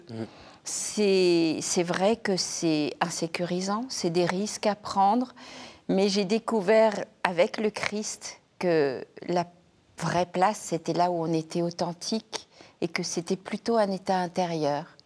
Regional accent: Madagascar; Oui, à Madagascar. Euh, dans une famille indo-musulmane chiite. Euh, j'ai grandi vraiment dans un milieu où des langues, des cultures, euh, les religions cohabitaient, coexistaient.

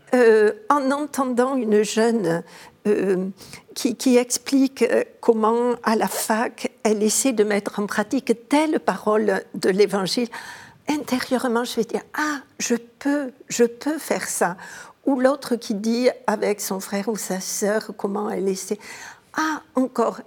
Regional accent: Montauban, Occitania, France; mon enfance est à Montauban

